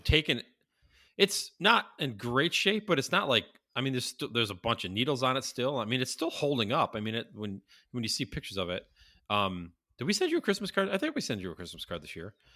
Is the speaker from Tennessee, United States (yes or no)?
no; Syracuse, New York, United States; growing up in Syracuse